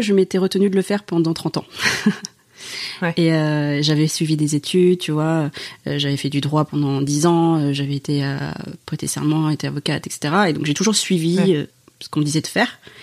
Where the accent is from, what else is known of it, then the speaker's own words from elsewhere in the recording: France; je suis en France, je suis française